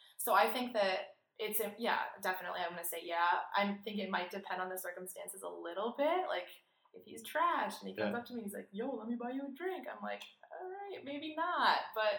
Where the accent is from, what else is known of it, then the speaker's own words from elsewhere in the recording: Minneapolis, Minnesota, United States; I go to the University of Wisconsin. I'm 21 years old. Junior. I'm from Minneapolis, Minnesota, so the Midwest. I'm a Midwestern girl, and I'm here studying abroad with you in Sydney, Australia.